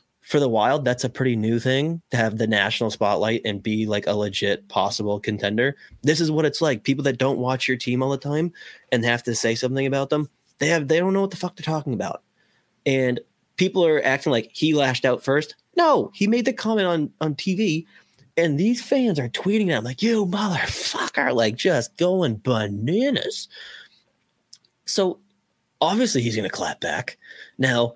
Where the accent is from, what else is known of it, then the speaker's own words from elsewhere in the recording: Boston, Massachusetts, United States; I'm from Boston